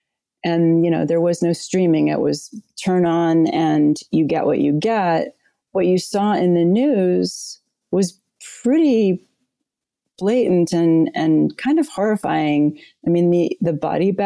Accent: New Orleans, Louisiana, United States; also born or lived in Winter Park, Florida; At the age of 7, my mother and I moved to New Orleans

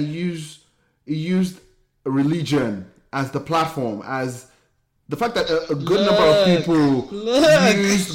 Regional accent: Nigeria; moved away as an adult; now in United States; Growing up in Nigeria, I felt like it, I felt like I didn't fit

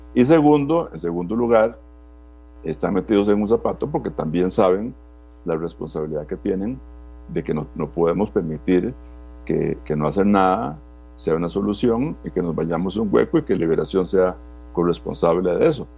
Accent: Costa Rica; Yo como costarricense

